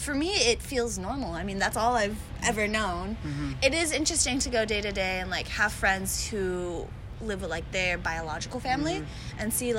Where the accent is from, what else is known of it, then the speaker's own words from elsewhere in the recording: Orange County, Southern California, United States; also born or lived in San Fernando Valley, California; I was born in the Valley, and you can definitely tell some of my mannerisms. It used to be a lot worse. But yeah, grew up in Orange County okay. my whole life.